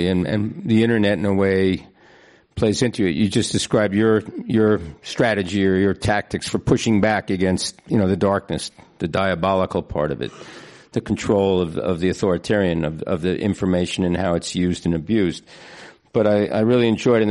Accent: Philadelphia, Pennsylvania, United States; I'm from Philadelphia, where I worked there for a long time

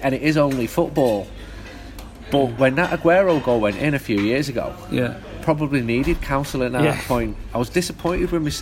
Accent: England, United Kingdom; I'm English.

